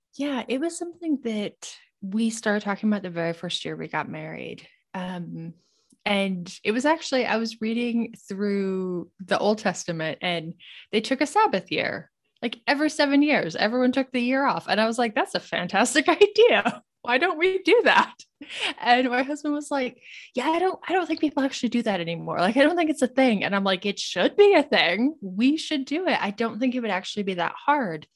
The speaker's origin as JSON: {"language": "English", "region": "Montana", "country": "United States", "tie": "born or raised there", "moved": "as an adult", "said": "I grew up in Montana"}